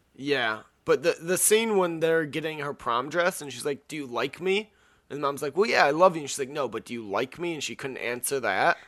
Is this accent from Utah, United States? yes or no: no; an hour north of Miami, Florida, United States; I'm from, uh, Miami and I'm from, like, an hour north of Miami